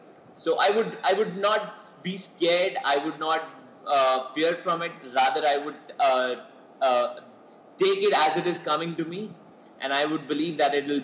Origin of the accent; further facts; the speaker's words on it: Jammu and Kashmir, India; first language Poonchi; English is a second language; I basically come from Jammu and Kashmir